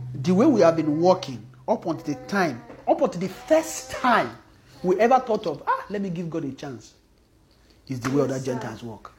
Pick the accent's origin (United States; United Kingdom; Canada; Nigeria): Nigeria; especially if we are from Nigeria